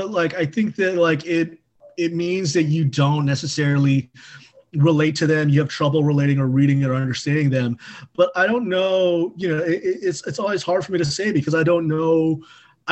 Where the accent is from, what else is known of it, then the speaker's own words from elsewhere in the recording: California, United States; moved away as an adult; also born or lived in Chapel Hill, North Carolina; now in Washington, D.C., United States; I grew up in California, but I went to college at the University of North Carolina at Chapel Hill